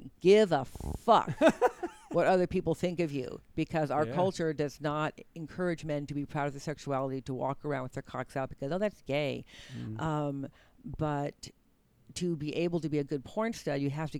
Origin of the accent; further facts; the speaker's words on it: Berkeley, California, United States; growing up in Berkeley, California.